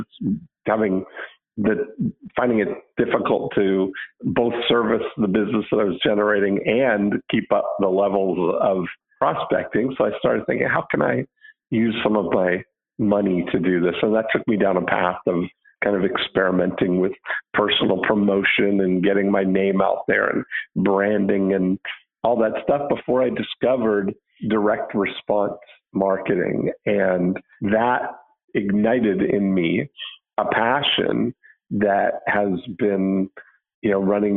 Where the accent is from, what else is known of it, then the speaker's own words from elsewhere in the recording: Halton Hills, Ontario, Canada; I grew up outside of Toronto in Halton Hills